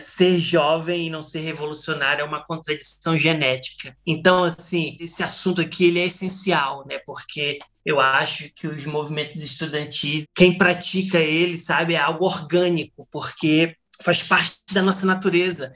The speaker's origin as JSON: {"language": "Portuguese", "town": "Macapá", "region": "Amapá", "country": "Brazil", "said": "eu venho lá de Macapá"}